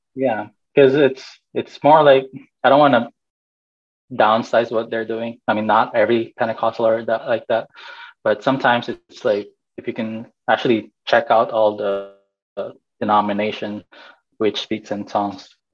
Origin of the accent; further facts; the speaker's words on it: Fresno, California, United States; also born or lived in Bay Area, California / Philippines; I'm Filipino. I'm from Fresno, California